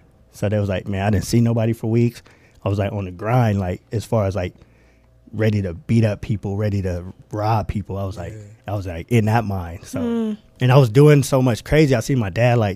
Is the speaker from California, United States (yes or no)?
yes; Moreno Valley, California, United States; I'm from Moreno Valley, California